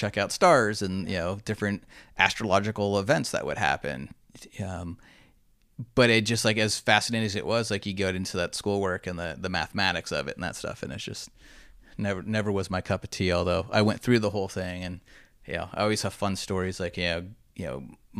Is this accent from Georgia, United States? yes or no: no; Huntington Beach, California, United States; moved away as an adult; also born or lived in Dana Point / Tucson / Los Angeles; So I'm from Orange County, just an hour and 20 minutes north. Grew up in Huntington Beach and then Dana Point, and went away for school for 4 years in Arizona, University of Arizona, so down in Tucson.